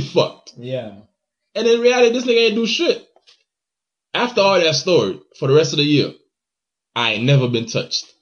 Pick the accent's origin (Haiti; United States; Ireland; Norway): Haiti; moved away; when I was in Haiti